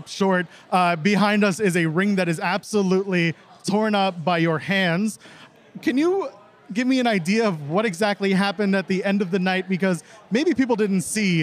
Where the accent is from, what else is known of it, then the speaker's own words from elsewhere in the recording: Ottawa, Ontario, Canada; I grew up in Ottawa, Canada